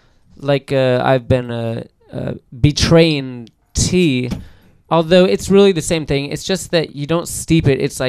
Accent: San Diego, California, United States; also born or lived in Crown Point, San Diego; My top home is Point Loma, where I grew up on Santa Cruz Avenue

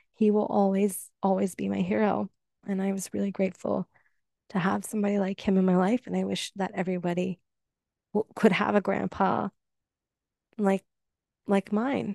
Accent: Canada; I'm Canadian

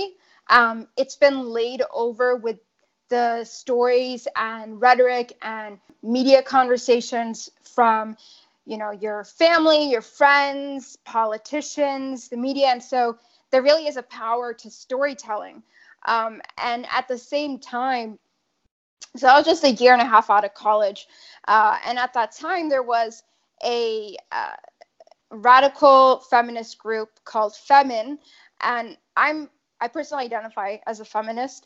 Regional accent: upstate New York, United States; moved away; also born or lived in Boston area; growing up at the time, I was in upstate New York, we later moved

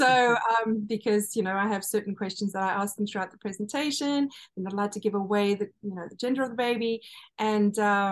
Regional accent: KwaZulu-Natal, South Africa; now in United States; my hometown where I was born in KwaZulu-Natal

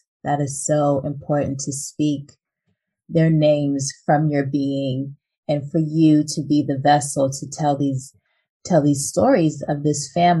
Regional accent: Los Angeles, California, United States; I'm from Los Angeles, but I have family in Houston

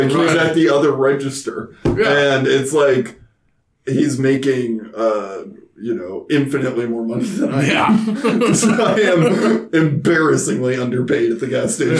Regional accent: Carmel, Indiana, United States; we're from Carmel, like north of Indianapolis

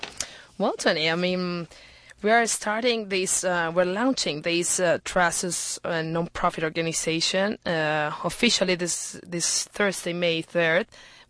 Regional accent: Irapuato, Guanajuato, Mexico; now in Houston, United States; Mexico. I'm from Irapuato, Guanajuato.

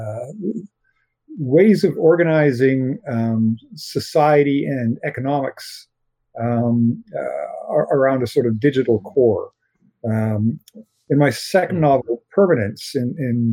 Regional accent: Canada; I'm a Canadian science fiction writer.

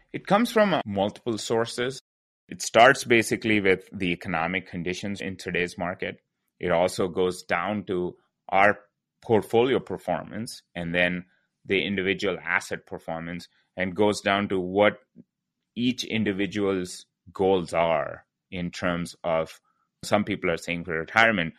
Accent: India; moved away; I'm originally from India

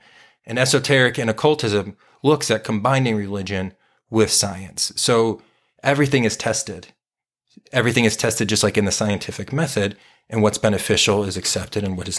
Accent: Southwest, United States; we grew up in the Southwest of the United States, so we were very influenced by California punk bands.

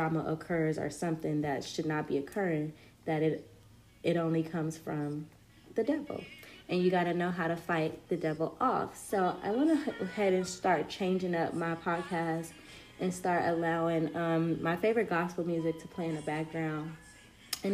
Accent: Compton, California, United States; also born or lived in Watts, Los Angeles; I was born in Compton, raised throughout Compton, Watts, Los Angeles County, just the whole nine.

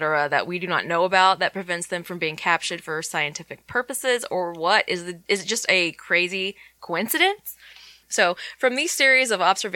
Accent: Texas, United States; I'm from Texas

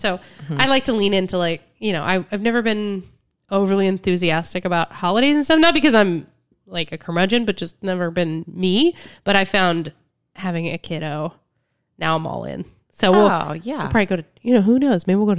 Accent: Cincinnati, Ohio, United States; moved away; also born or lived in Los Angeles; I lived in LA for almost 10 years. I'm from Cincinnati.

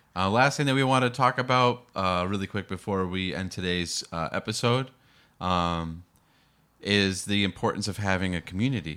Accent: Boston, Massachusetts, United States; now in San Diego, United States; I grew up in Boston

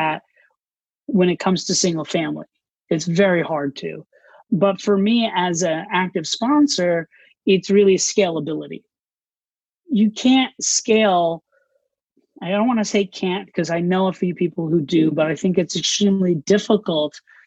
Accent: Orlando, Florida, United States; moved away as an adult; also born or lived in New York City; I grew up in Orlando, Florida.

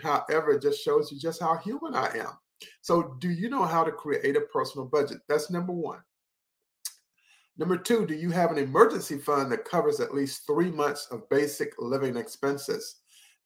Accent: Henderson, North Carolina, United States; I worked for Foxpond in Henderson, North Carolina. We helped set up that recreation facility in my hometown

